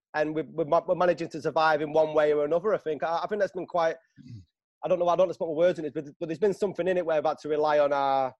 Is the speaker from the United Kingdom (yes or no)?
yes; Manchester, North West England, United Kingdom; Grew up in South Manchester